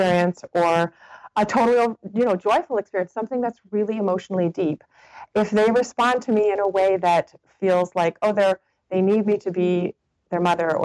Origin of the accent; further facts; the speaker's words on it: North Hampton, New Hampshire, United States; moved away as an adult; now in Monterey, United States; I was from Northampton, New Hampshire.